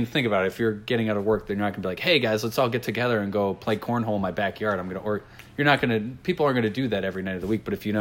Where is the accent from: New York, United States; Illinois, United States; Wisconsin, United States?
New York, United States; Albany; We grew up in the Capital Region around Albany